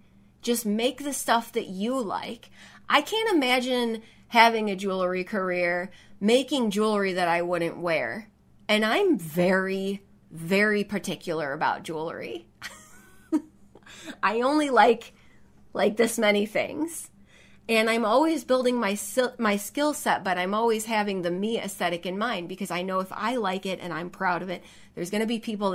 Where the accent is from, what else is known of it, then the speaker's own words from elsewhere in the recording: the South, United States; accent: Southern; especially my Southern accent.